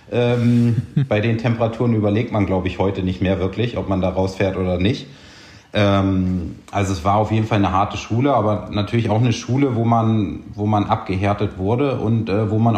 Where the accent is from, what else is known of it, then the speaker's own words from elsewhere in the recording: Buchholz, Lower Saxony, Germany; Ähm, ist quasi so der Bereich, also äh, in Norddeutschland da oben, südlich von Hamburg aufgewachsen.